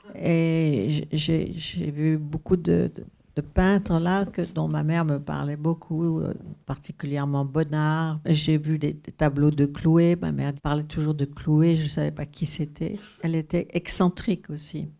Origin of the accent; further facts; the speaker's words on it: Paris, Île-de-France, France; je suis née à Paris, donc j'ai été élevée à Paris